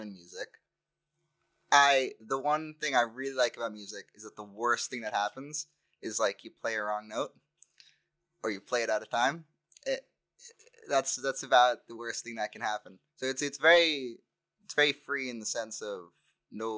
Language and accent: English; Newton, Massachusetts, United States; moved away as an adult; now in Orono, United States; I grew up in Newton, Massachusetts